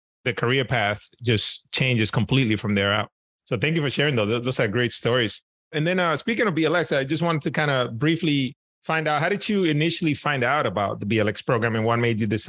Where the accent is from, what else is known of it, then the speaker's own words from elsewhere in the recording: New York City, New York, United States; I grew up in New York City in Washington Heights, uptown Manhattan.